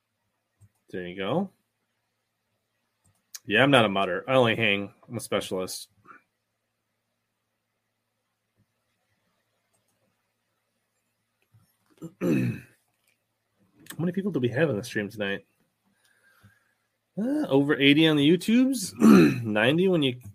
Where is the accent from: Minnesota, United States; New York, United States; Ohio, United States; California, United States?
Minnesota, United States; I am from Minnesota, still live in Minnesota. I live in Lakeville, Minnesota